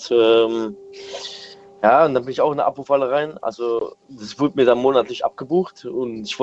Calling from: Germersheim, Rhineland-Palatinate, Germany; Äh, ich komme aus Germersheim.

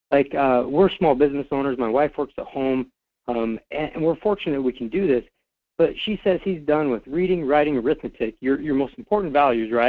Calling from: Fairbanks, Alaska, United States; from Fairbanks.

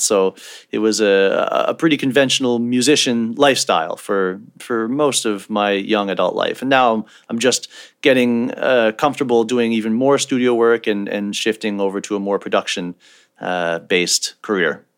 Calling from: Halifax, Nova Scotia, Canada; I'm calling from Halifax, Nova Scotia, Canada.

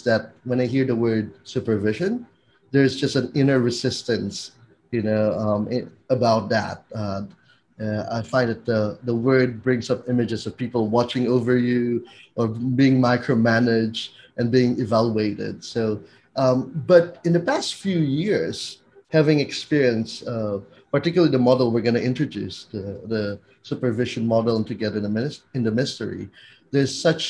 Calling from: Manila, Metro Manila, Philippines; I'm calling in from Manila in the Philippines.

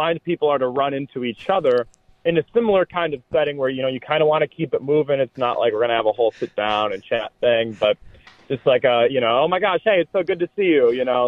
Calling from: Nebraska, United States; Nebraska, about 2.5 hours away from New England.

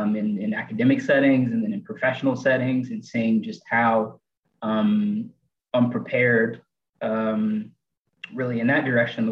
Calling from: Chattanooga, Tennessee, United States; And I'm joining from Chattanooga, Tennessee.

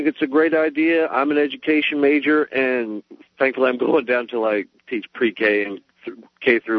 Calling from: Oxford, Alabama, United States

